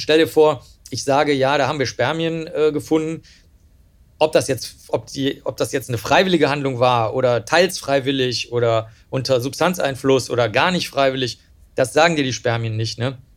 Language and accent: German; Cologne, North Rhine-Westphalia, Germany; also born or lived in Rosenheim; ich bin ja letztlich in der Großstadt dann aufgewachsen in Köln